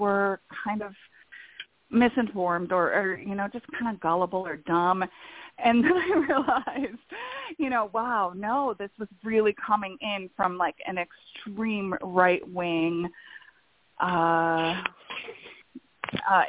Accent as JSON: {"language": "English", "town": "Buffalo", "region": "New York", "country": "United States", "also_born_or_lived": "Florida", "moved": "as an adult", "said": "I am originally from Buffalo, New York, and I ended up in Florida for work"}